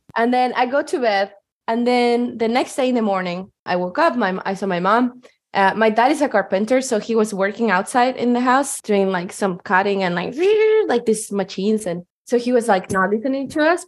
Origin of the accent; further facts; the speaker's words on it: Chile; moved away as an adult; now in Seattle, United States; I'm from Chile and I moved to the US in 2020.